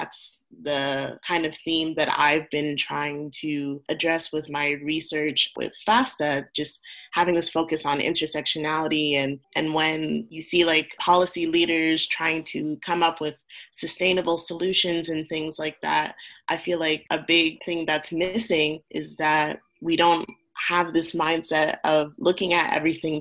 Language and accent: English; Canada; my background, we're Ghanaian. I was born in Canada